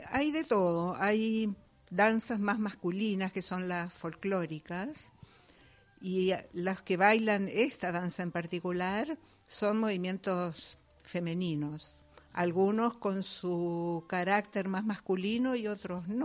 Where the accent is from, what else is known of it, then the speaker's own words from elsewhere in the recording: Uruguay; Uruguaya, de padres alemanes